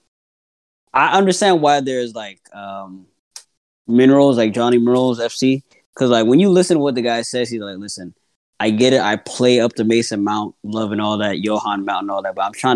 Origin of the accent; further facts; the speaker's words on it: Accra, Greater Accra, Ghana; I was born in Accra